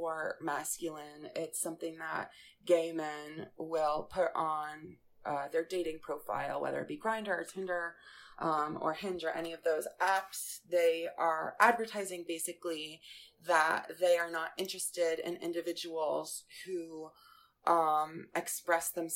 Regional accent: Westchester, New York, United States; moved away as an adult; also born or lived in Florida; growing up in Westchester, New York, I had a really supportive family, and my high school was supportive.

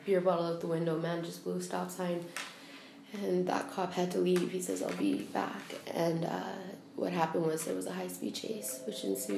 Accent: Alberta, Canada; now in Prince Edward Island, Canada; I'm from Alberta, originally.

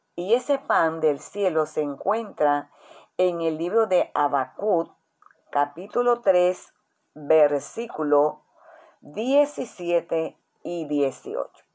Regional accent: Colombia; nuestra nación, Colombia

